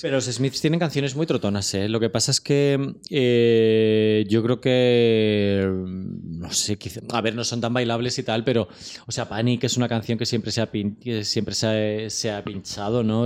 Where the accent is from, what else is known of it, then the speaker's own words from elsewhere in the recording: Torrejón de Ardoz, Community of Madrid, Spain; yo soy de Torrejón